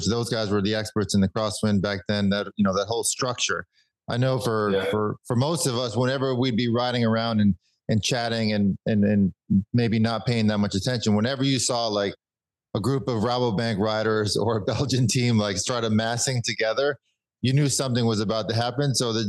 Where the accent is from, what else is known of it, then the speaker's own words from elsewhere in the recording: New York, United States; now in Greenville, United States; growing up in New York and riding with joggers and taxi cars and traffic everywhere.